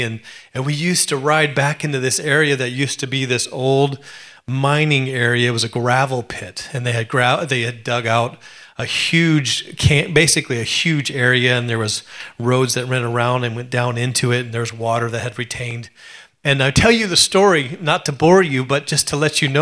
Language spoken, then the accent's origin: English; Alaska, United States; growing up in Alaska, I was poor